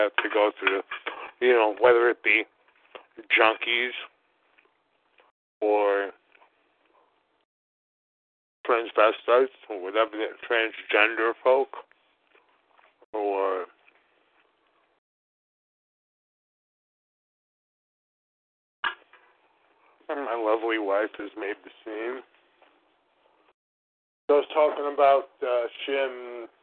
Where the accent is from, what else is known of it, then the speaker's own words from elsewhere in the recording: New York City, New York, United States; moved away; living, growing up in Brooklyn, in New York City